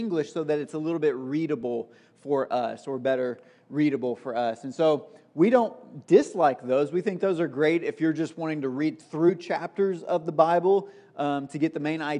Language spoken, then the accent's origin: English; Tennessee, United States; moved away; I was actually back in Tennessee just for a couple of days this past week, which is where I'm from